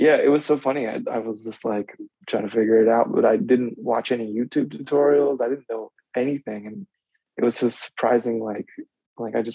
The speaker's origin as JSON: {"language": "English", "area": "outside of Philadelphia", "region": "Pennsylvania", "country": "United States", "tie": "born or raised there", "moved": "as an adult", "lives_now": "Philadelphia, United States", "said": "I grew up outside of Philly"}